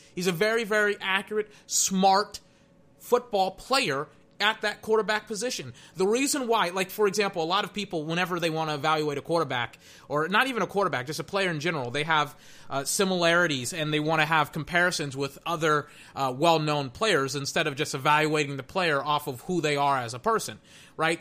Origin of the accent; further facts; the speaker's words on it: the South, United States; I'm from the South, and I went to a Baptist church when I was a kid